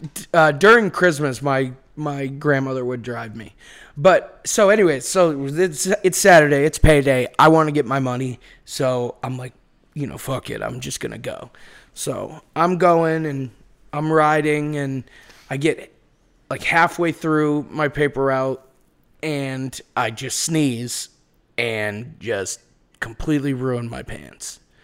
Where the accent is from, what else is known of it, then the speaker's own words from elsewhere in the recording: Beverly, Massachusetts, United States; accent: Boston; moved away as an adult; now in Los Angeles, United States; I'm from Beverly, which is like, uh, Manchester by the Sea